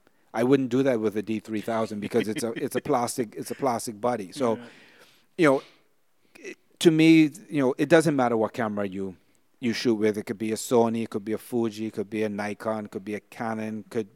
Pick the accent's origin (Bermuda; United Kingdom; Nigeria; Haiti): Bermuda; now in Bahamas; I was fortunate to be born and raised in Bermuda, and now I live in the Bahamas. Two countries that are considered paradise by the tourism industry.